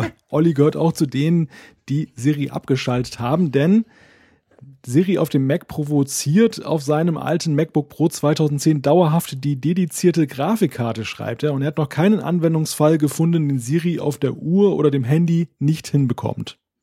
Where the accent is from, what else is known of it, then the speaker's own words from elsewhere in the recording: Northern Germany, Germany; den Norddeutschen